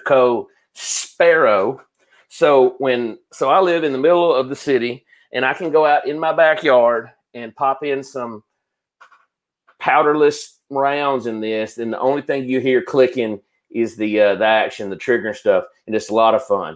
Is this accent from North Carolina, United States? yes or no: no; Guntersville, Alabama, United States; I'm from Gunnersville